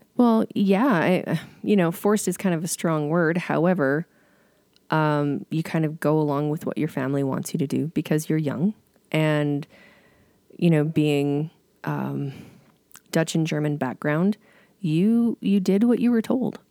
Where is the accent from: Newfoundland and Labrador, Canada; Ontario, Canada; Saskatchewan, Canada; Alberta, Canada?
Alberta, Canada; Bowness; I grew up in Boness